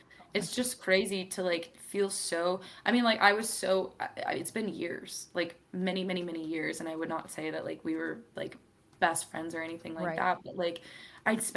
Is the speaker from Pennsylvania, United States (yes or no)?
yes; Wellsboro, Pennsylvania, United States; moved away; also born or lived in Seattle, Washington / Virginia; that's where I did like all of my middle school, high schooling, all of that stuff. So I usually say I'm from Pennsylvania, but we lived in a very small town called Wellsboro, Pennsylvania